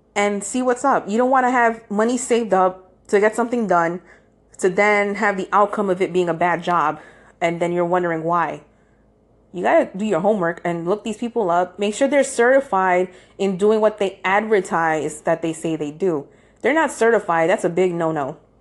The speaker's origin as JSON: {"language": "English", "region": "New York", "country": "United States", "said": "I am from New York"}